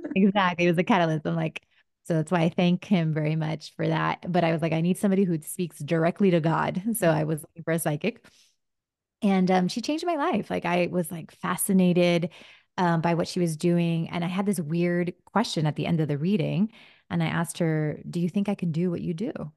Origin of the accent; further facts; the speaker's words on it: Miami, Florida, United States; first language Spanish; English is a second language; also born or lived in New Jersey; grew up in Miami